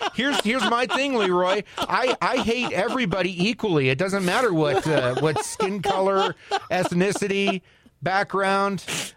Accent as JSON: {"language": "English", "country": "Canada", "tie": "born or raised there", "moved": "yes", "said": "I was born in Canada to American parents. I have citizenship in both countries. Yes, I kept both because I thought it was cool when I turned 18."}